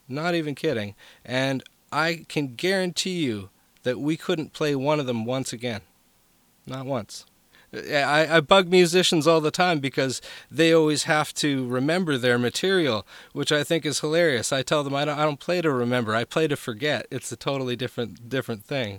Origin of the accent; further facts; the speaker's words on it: Vancouver, British Columbia, Canada; moved away; that's where I was from was from Vancouver, BC